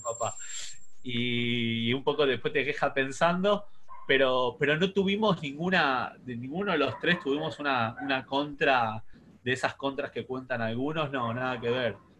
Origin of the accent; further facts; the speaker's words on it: Buenos Aires, Argentina; also born or lived in Paso del Rey / Ramos Mejía; soy de Flores